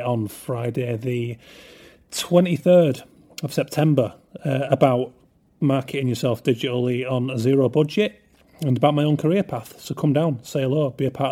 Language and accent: English; England, United Kingdom; I am English